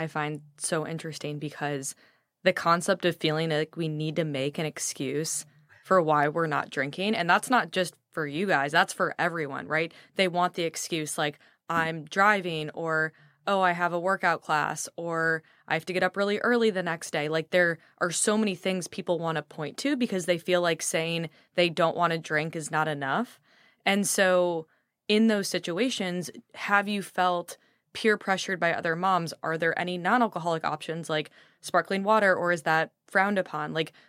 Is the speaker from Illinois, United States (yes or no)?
yes; Chicago, Illinois, United States; I grew up in Chicago.